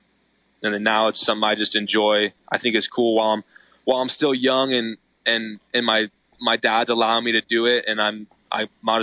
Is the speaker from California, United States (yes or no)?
yes; Paso Robles, California, United States; I grew up Central California. I live in Paso Robles, California, which is like me and Derek Drake grew up very, very close to each other